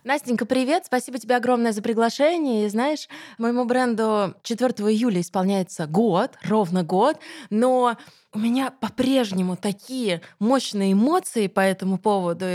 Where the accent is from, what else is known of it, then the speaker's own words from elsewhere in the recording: Krasnogorsk, Moscow Oblast, Russia; в Красногорске, в моем родном городе